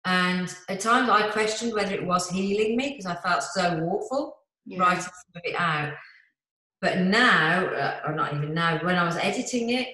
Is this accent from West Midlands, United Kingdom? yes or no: yes; Birmingham, West Midlands, United Kingdom; accent: Brummie; this brummy accent